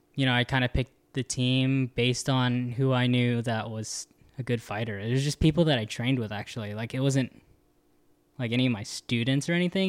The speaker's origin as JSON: {"language": "English", "area": "the Bay Area", "region": "California", "country": "United States", "moved": "yes", "said": "I was from the Bay"}